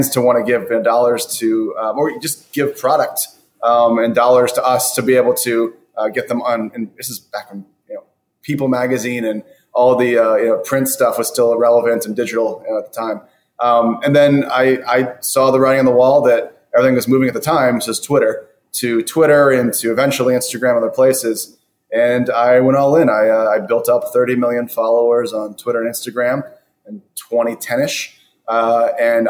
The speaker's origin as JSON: {"language": "English", "region": "South Florida", "country": "United States", "moved": "as an adult", "lives_now": "Los Angeles, United States", "said": "I was from South Florida originally"}